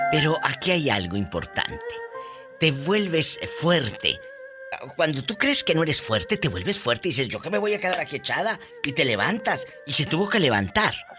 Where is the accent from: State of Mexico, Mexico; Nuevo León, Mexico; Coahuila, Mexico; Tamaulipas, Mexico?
Tamaulipas, Mexico; Mi paisano de Tamaulipas